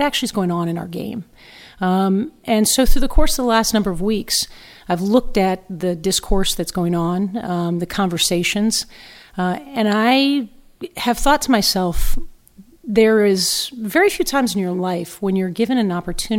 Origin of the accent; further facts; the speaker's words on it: Fairfax, Virginia, United States; moved away as an adult; also born or lived in Los Angeles; now in New York, United States; I grew up in Northern Virginia, played from the age of seven